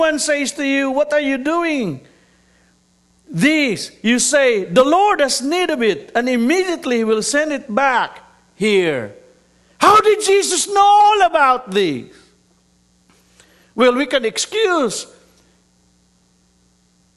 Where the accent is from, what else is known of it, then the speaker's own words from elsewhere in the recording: Mindanao, Philippines; also born or lived in Metro Manila, Philippines; I was born and raised in Mindanao